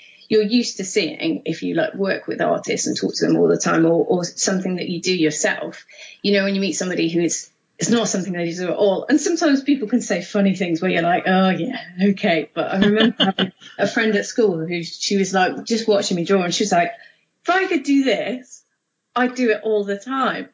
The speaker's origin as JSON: {"language": "English", "town": "Mansfield", "region": "East Midlands", "country": "United Kingdom", "tie": "born or raised there", "said": "a comic shop in my hometown called Ground Zero in Mansfield"}